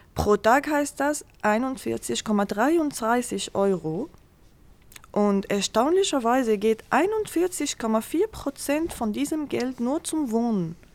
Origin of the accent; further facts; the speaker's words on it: Syria; German is a second language; moved away as an adult; now in Germany; weil ich auch aus Syrien komme